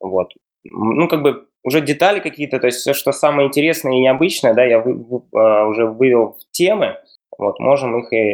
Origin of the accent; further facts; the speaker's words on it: Russia; я учился в Бауманке в Москве, я вообще ну, из России.